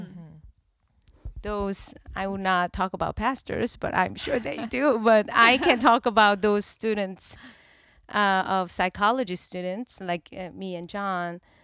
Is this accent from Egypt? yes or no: no; South Korea; English is a second language; moved away as an adult; now in California, United States; I grew up in Korea until twenty-nine